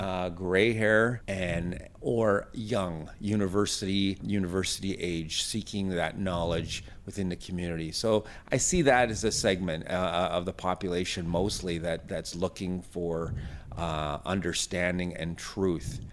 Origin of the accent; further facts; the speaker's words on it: Thompson, Manitoba, Canada; also born or lived in Pine Creek First Nation / Camperville; I, I grew up in Thompson